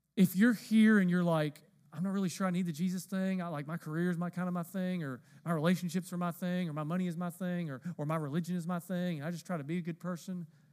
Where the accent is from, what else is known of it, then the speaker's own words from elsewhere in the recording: the South, United States; I'm from the South